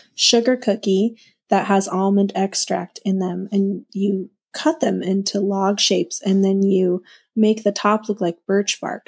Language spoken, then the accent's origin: English; Minnesota, United States; I grew up in Minnesota, so winter is forever